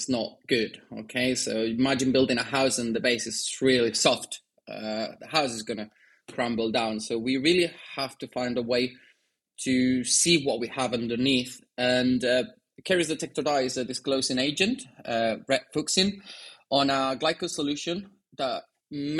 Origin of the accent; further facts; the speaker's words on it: Madrid, Community of Madrid, Spain; moved away as an adult; also born or lived in Argentina; now in United Kingdom; I was born in Argentina, but I was raised in Spain. At the age of 5, my parents moved to Spain, to Madrid, and that's where I grew up.